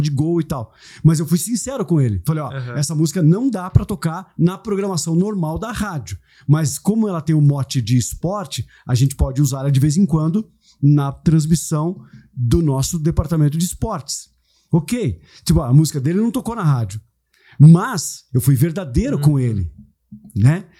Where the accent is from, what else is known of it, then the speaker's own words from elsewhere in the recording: Brazil; sou brasileiro